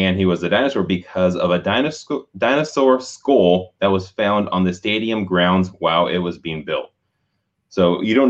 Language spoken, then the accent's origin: English; Oakland, California, United States; when I was a kid growing up in Oakland, like me and my sisters, we would chase Stomper around the whole Coliseum